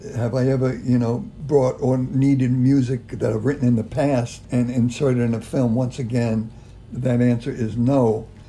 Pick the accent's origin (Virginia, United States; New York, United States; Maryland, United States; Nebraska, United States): New York, United States; New York City; As a kid, growing up in Brooklyn